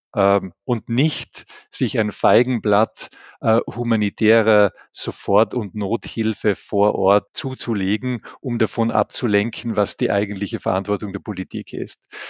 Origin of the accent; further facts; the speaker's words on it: Tyrol, Austria; ich bin ein Tiroler